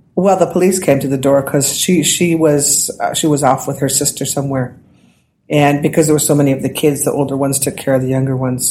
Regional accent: Saskatoon, Saskatchewan, Canada; also born or lived in Oyen, Alberta / Gordon's First Nation; I was born in Alberta. Then when my mother, my father passed away, my mother moved us all to Saskatoon within a couple of years

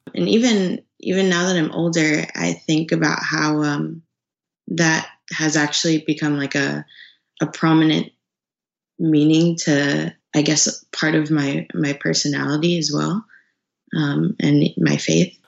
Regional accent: Dallas area, Texas, United States; moved away as an adult; now in California, United States; I'm from Dallas. Um, really a a small town, kind of almost an hour out of downtown, in uh, downtown Dallas.

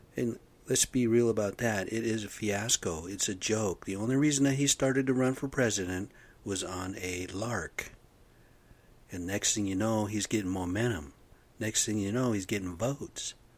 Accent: United States; moved away; I'm American Indian, man. I'm off the rez. I've come from the reservation

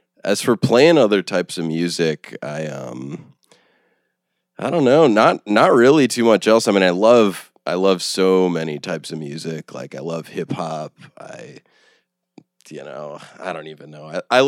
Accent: Cleveland, Ohio, United States; Yeah, so I'm from Cleveland originally.

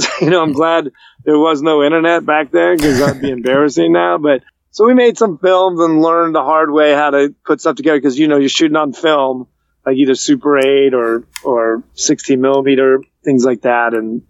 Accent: United States; I could get Canadian citizenship, because I was born in the States, but my parents had been naturalized Canadian citizen before a certain year

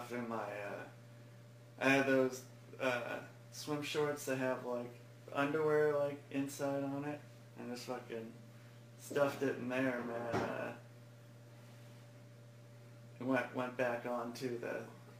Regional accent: West Linn, Oregon, United States; I'm from West Lynn

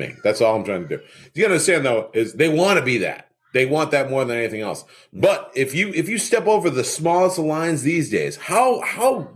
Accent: Northeast, United States; I'm from the Northeast

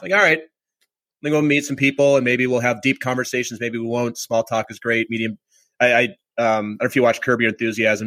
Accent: Minnesota, United States; I grew up in Minnesota

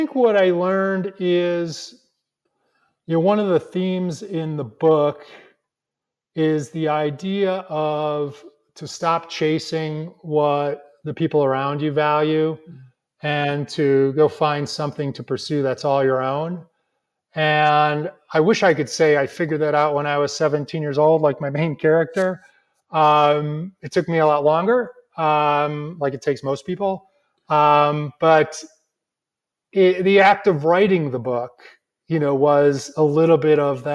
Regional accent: La Grange, Illinois, United States; my hometown of LaGrange, Illinois

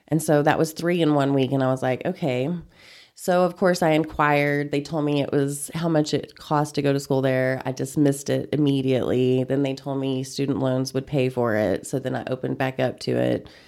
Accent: Panhandle, Texas, United States; moved away as an adult; also born or lived in Denton, Texas / Austin, Texas; now in Amarillo, United States; I grew up in Panhandle. It's about thirty miles from here. Went preschool through graduation over there

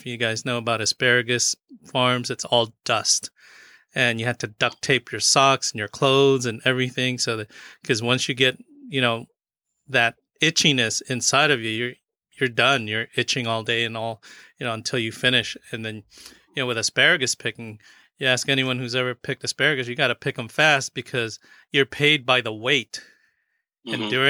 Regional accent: Philippines; And, you know, one of the things that I think I'm Filipino, and one of the commonalities of Filipinos and our Hispanic brothers and sisters is that we also came here as migrant workers.

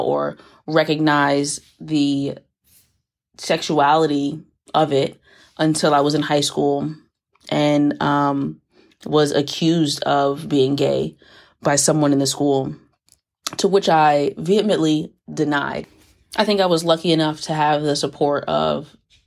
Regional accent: New York City, New York, United States; moved away; also born or lived in Florida; I'm originally from the Bronx, had a pit stop in Florida between Palm Beach and Tampa, which molded me into partially the person I am today, and now I'm back in the Bronx

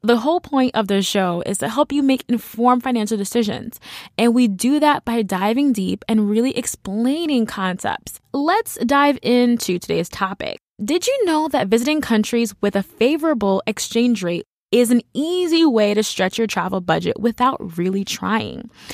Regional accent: United States; as an American

